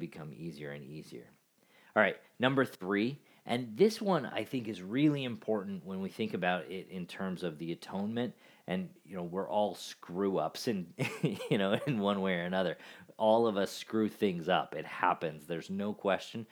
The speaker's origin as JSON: {"language": "English", "region": "Alaska", "country": "United States", "tie": "born or raised there", "said": "I grew up in Alaska"}